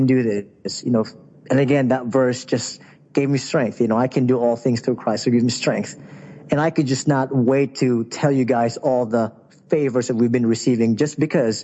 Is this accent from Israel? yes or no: no; Philippines; now in Southern Europe; I'm originally from the Philippines